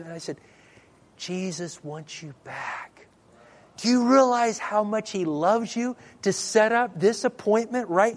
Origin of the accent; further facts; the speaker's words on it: Dallas, Texas, United States; I'm from Dallas area